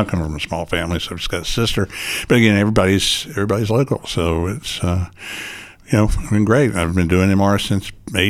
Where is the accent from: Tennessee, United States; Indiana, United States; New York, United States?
Tennessee, United States; Chattanooga; I live in Chattanooga, Tennessee, born and raised in Chattanooga, Tennessee.